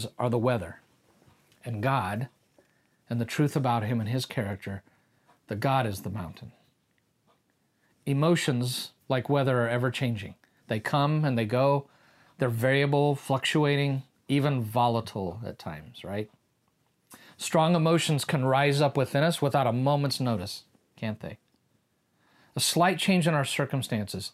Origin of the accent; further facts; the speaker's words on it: Kansas, United States; we're from Kansas